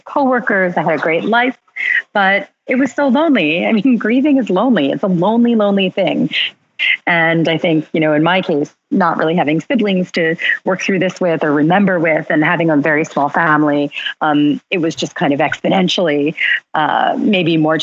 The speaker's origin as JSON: {"language": "English", "town": "Philadelphia", "region": "Pennsylvania", "country": "United States", "moved": "yes", "lives_now": "New York City, United States", "said": "I'm from Philadelphia"}